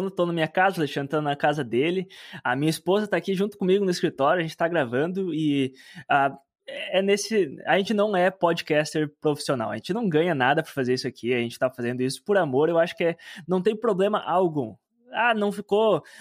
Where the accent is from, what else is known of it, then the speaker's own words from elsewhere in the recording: Mato Grosso, Brazil; eu, eu me criei no Mato Grosso.